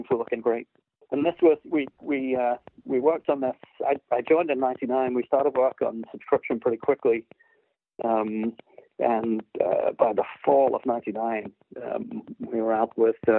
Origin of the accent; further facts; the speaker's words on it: United Kingdom; which, of course, me as a Brit